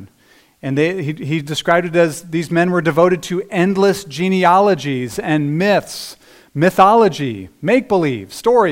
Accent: United States; as American Christians

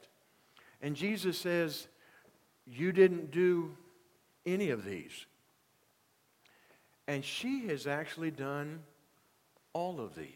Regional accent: Union, South Carolina, United States; first language English; moved away; I go back to Union to fill in for someone, to, you know, to preach at a church there in my hometown

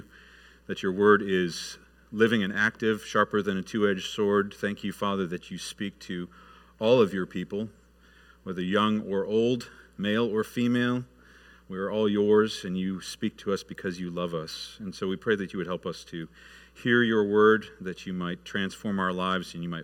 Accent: Michigan, United States; moved away; I grew up north in Michigan

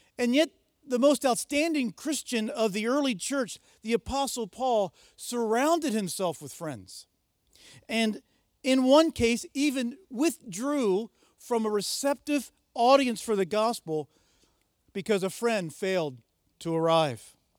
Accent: United States; I'm an American.

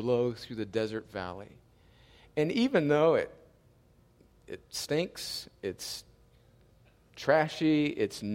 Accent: El Centro, California, United States; moved away; going home to El Centro, California, my hometown.

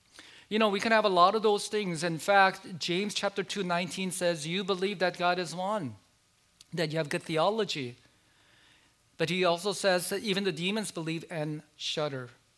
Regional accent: South Korea; born there; I said, well, I was born in South Korea.

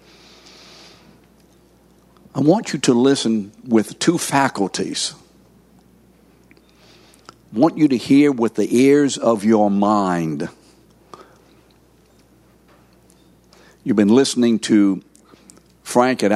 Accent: London, United Kingdom; now in New Orleans, United States; I was born in London, England

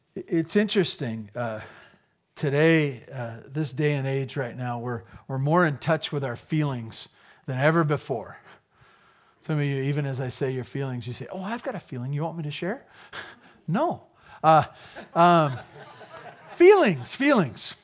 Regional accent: United States; as an American

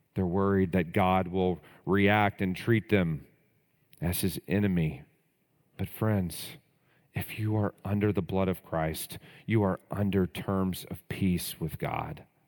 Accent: Texas, United States; growing up in Texas

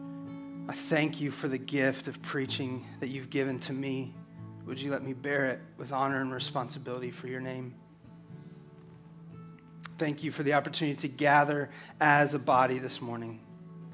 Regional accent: San Angelo, Texas, United States; also born or lived in Abilene; We're both from San Angelo

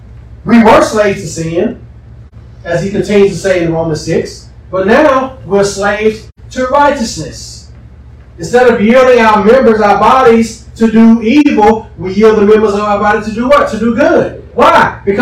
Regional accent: Huntsville, Alabama, United States; I'm from Huntsville.

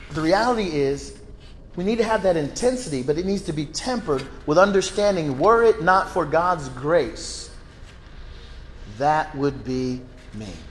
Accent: Georgia, United States; my home state of Georgia

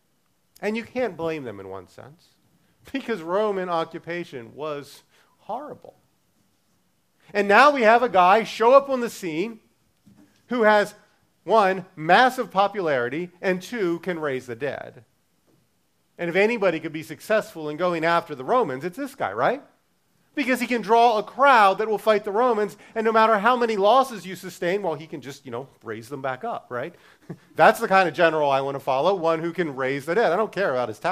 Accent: Baltimore, Maryland, United States; I'm from Baltimore

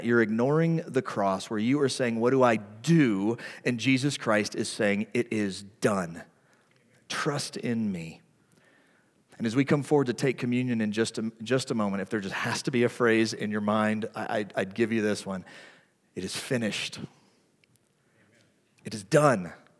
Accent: the Bible Belt, United States; like I grew up in the Bible Belt in the 80s

